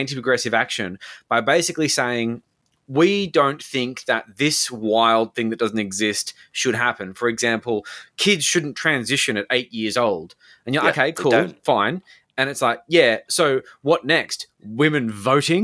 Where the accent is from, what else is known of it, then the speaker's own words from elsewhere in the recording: Australia; We are Australian